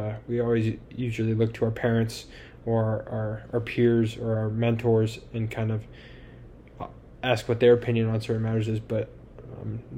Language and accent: English; Tucson, Arizona, United States; I was born and raised here in Tucson